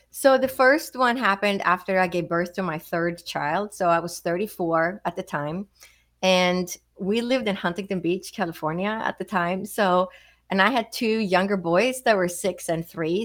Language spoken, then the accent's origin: English; Stockholm, Stockholm County, Sweden; moved away as an adult; now in United States; I grew up in Sweden, so I didn't move to the United States until I was 21.